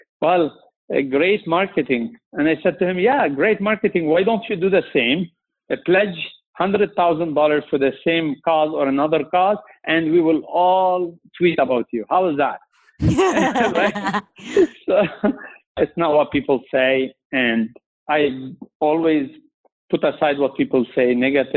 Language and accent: English; Lebanon; moved away as an adult; now in Canada; I'm from Lebanon